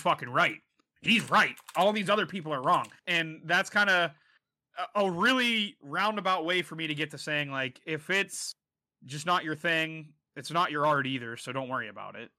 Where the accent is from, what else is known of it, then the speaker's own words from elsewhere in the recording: United States; being from America